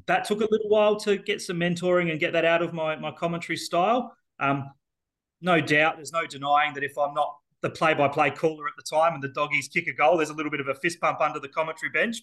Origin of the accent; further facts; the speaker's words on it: Elizabeth, South Australia, Australia; Being born and bred in Elizabeth